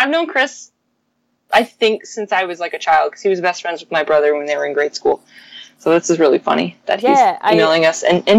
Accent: Windsor, Ontario, Canada; moved away as an adult; now in Toronto, Canada; growing up in Windsor and just being near Detroit

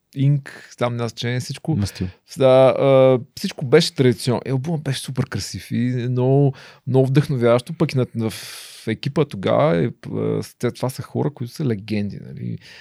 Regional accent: Ruse, Ruse Province, Bulgaria; съм от Русе

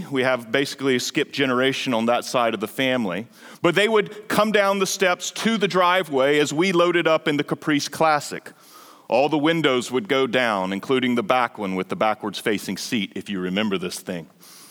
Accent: North Carolina, United States; as a kid growing up in Eastern North Carolina, I was a couple hours away from my grandparents.

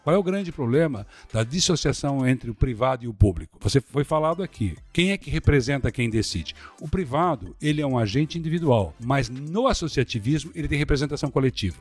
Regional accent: Blumenau, Santa Catarina, Brazil; eu sou de Blumenau

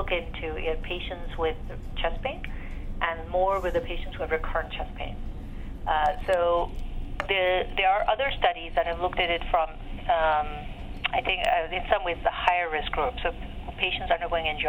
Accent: Pakistan; moved away as an adult; now in United States; I grew up in Pakistan and I went to medical school there, and I started medical school when I was 16.

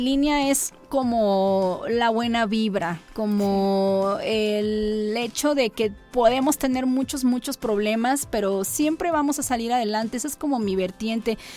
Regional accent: Coatzacoalcos, Veracruz, Mexico; yo soy de Coatzacoalcos

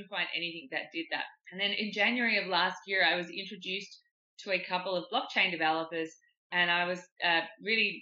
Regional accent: Perth, Western Australia, Australia; moved away as an adult; also born or lived in London; I was born and raised in Perth in Western Australia.

